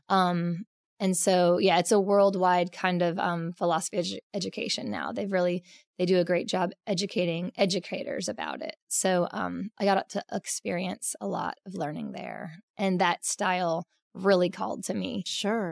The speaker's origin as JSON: {"language": "English", "town": "Edmond", "region": "Oklahoma", "country": "United States", "tie": "born or raised there", "said": "I was born in Oklahoma. Um, it's actually on Route 66, um, Edmond, Oklahoma. It's north of um, Oklahoma City by about 10 minutes, actually. So, it's suburbia but um, I just grew up basically in the wilds of the creeks"}